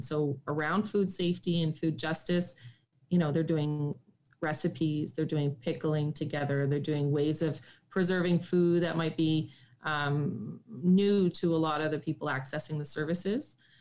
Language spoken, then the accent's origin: English; Espanola, Ontario, Canada; moved away as an adult; also born or lived in Sudbury, Ontario / Ottawa, Ontario; I'm from Northern Ontario in Sudbury, and I grew up in the bush and on the side of a mountain in Espanola, Ontario, where my grandparents lived.